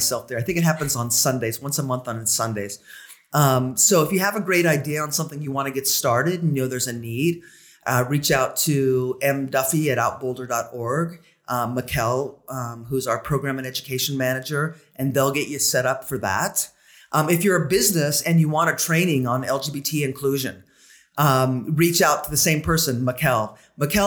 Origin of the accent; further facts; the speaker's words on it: Colorado, United States; moved away as an adult; also born or lived in Seattle / New York City; I grew up in Colorado, but lived in Seattle for a long time and then New York City.